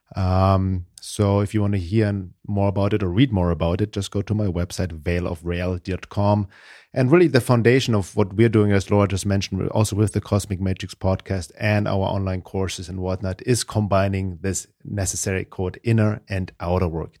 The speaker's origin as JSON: {"language": "English", "country": "Germany", "second_language": "English", "moved": "as an adult", "lives_now": "United States", "said": "originally from Germany. I guess my accent gives it away, but I've been living in the U S for almost thirty years now."}